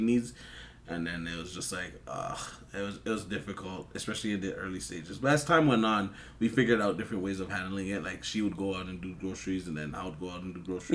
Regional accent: Toronto, Ontario, Canada; I'm from Toronto. You already know, um, I grew up here

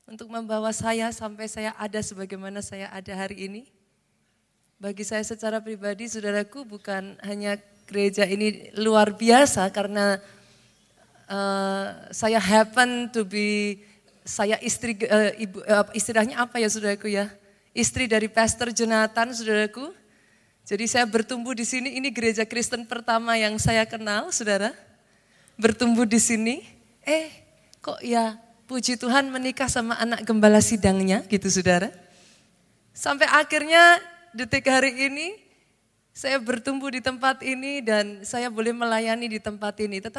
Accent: Surakarta, Central Java, Indonesia; I was born in this city, saya lahir di kota ini. Secara jasmani, saudaraku, saya wong Solo

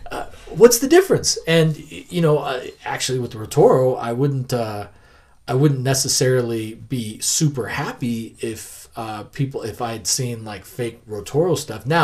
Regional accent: Denver, Colorado, United States; I grew up in North Denver.

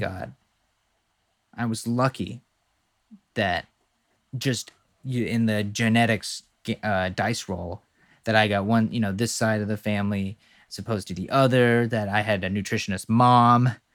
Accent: the South, United States; we're both from the South

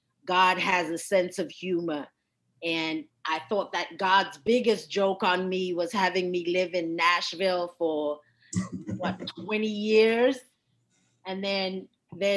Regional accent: South Africa; now in United States; a fellow South African

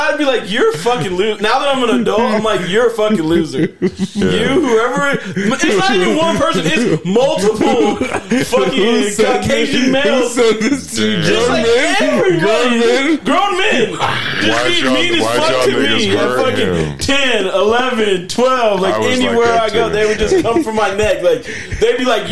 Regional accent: Idaho, United States; I grew up in Idaho my whole life

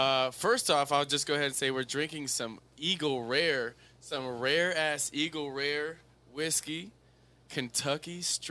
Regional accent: South Africa; Listen, we're from South Africa, right?

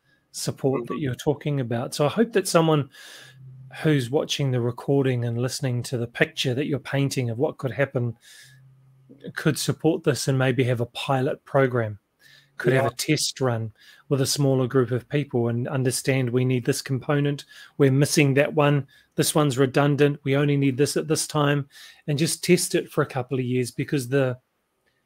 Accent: New Zealand; accent: New Zealand; in New Zealand, obviously you can tell by my accent where I'm living right now

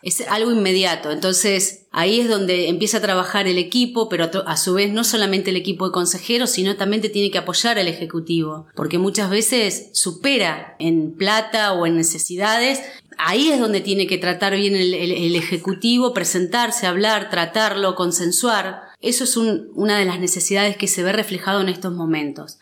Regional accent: General Villegas, Buenos Aires Province, Argentina; No soy nacida acá en General Villegas, pero ya soy más de Villegas que, que de mi pueblo. Vine muy, muy pequeña, tenía 5 años cuando arribé acá a General Villegas.

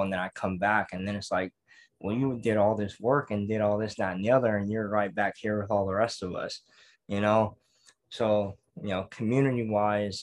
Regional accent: Pittsburg, California, United States; growing up in Pittsburgh, California, we have one high school

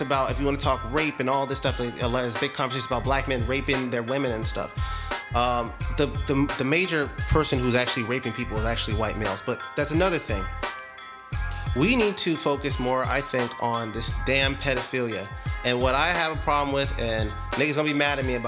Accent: Compton, California, United States; also born or lived in Rancho Cucamonga; now in Ontario, United States; I'm from Compton, California

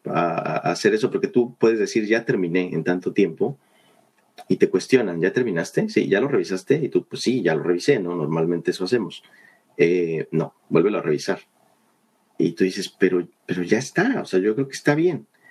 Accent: Mexico City, Mexico; moved away as an adult; now in Vancouver, Canada; yo nací en la Ciudad de México, eh, pues estuve allá toda mi vida hasta hace tres años que decidí venirme para acá

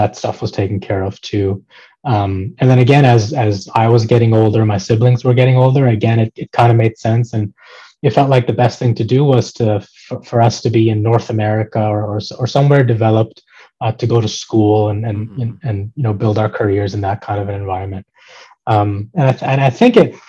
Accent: Pakistan; now in Canada; I come from Pakistan. That's where I grew up, born and raised

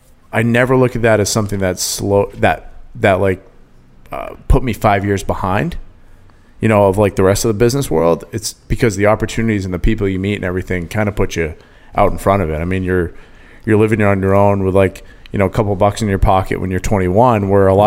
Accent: Maine, United States; moved away as an adult; now in Rhode Island, United States; I'm from Maine, but my home is here now. And I love New England.

